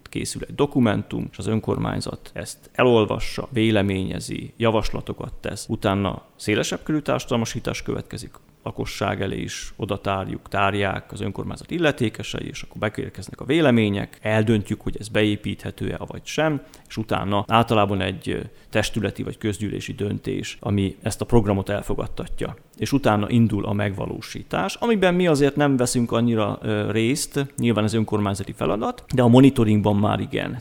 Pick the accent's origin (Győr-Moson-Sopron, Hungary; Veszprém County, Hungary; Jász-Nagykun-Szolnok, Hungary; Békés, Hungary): Jász-Nagykun-Szolnok, Hungary; Tiszaföldvár; moved away as an adult; also born or lived in Debrecen; now in Eger, Hungary; alföldi gyerek vagyok, tehát Szolnoktól délre Tiszaföldváron születtem.